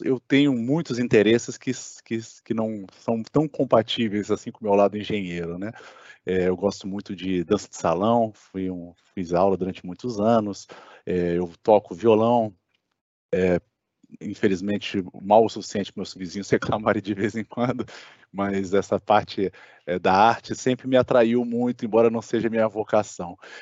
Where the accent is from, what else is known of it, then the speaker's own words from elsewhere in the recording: Brasília, Federal District, Brazil; moved away as an adult; also born or lived in Santa Catarina; eu sou natural de Brasília